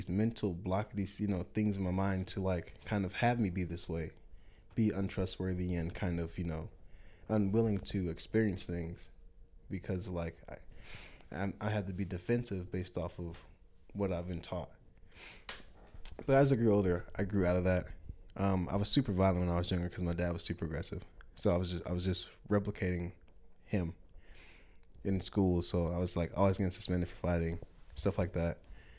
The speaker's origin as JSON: {"language": "English", "town": "Rockford", "region": "Illinois", "country": "United States", "tie": "born or raised there", "also_born_or_lived": "Chicago / Madison / Milwaukee", "said": "I was born in Chicago, Illinois. Moved around a decent amount when I was younger. Madison, Wisconsin, Rockford, Illinois, and Milwaukee, Wisconsin. I was too young for Madison. I only spent a year in Milwaukee, and the majority of my life I spent in Rockford, Illinois."}